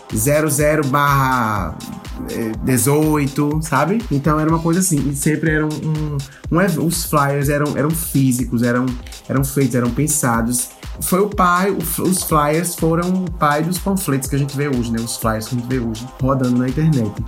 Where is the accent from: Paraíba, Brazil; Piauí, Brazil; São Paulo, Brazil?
Paraíba, Brazil; João Pessoa; sou jornalista, sou de João pessoa, Paraíba